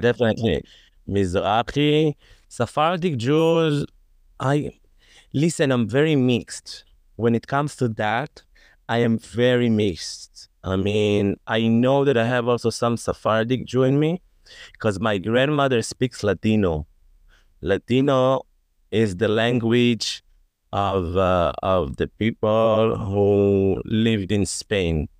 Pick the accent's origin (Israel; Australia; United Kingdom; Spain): Israel; Tel Aviv, Tel Aviv District; I live in Tel Aviv. I grew up in Tel Aviv. Grew up and raised in Tel Aviv.